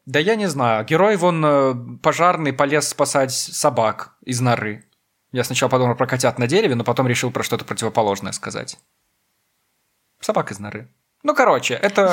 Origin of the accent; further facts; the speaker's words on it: Belarus; Я говорю чисто, потому что я из Беларуси, мы привыкли к чистому.